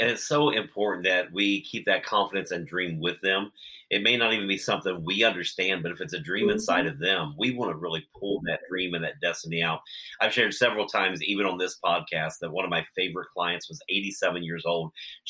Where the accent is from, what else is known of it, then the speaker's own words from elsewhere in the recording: Ohio, United States; I'm also from Ohio.